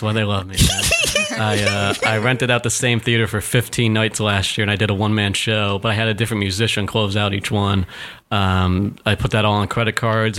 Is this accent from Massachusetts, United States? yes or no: yes; Chicopee, Massachusetts, United States; also born or lived in Springfield, Massachusetts; now in New York, United States; we grew up in Chicopee, Massachusetts, um, like an hour and a half away from Boston